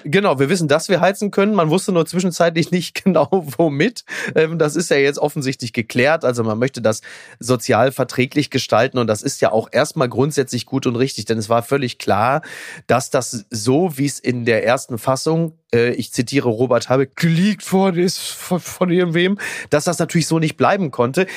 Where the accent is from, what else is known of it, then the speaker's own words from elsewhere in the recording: Castrop-Rauxel, North Rhine-Westphalia, Germany; aus meiner Heimatstadt Kastrop-Rauxel